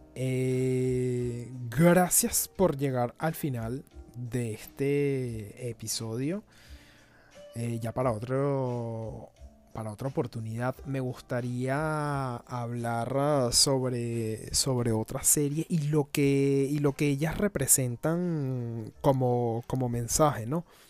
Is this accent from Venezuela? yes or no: yes; Venezuela; cuando era niño eh, estando en Venezuela